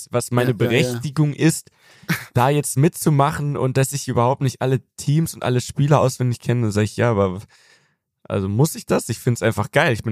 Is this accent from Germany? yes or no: yes; Germany; now in United States